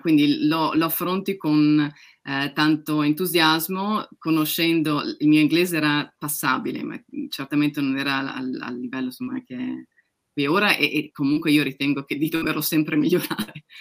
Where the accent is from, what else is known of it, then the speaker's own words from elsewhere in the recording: Udine, Friuli-Venezia Giulia, Italy; now in United Kingdom; Di Udine, che nessuno conosce.